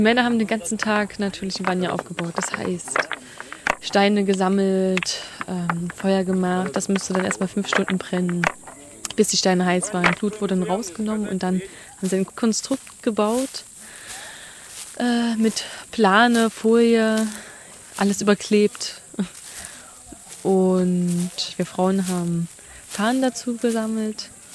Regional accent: Germany; bei uns in Deutschland

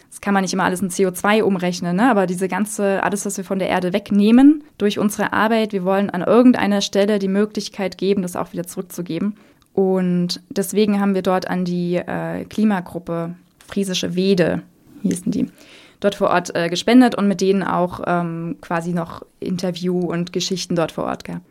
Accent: Germany; bei uns in Deutschland

